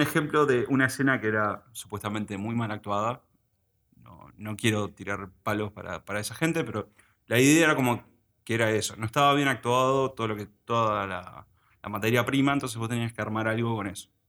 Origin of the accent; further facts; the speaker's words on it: Uruguay; also born or lived in United States; Decidieron volver a, o sea, venir a Uruguay y quedarse a vivir acá. Y bueno, básicamente me formé acá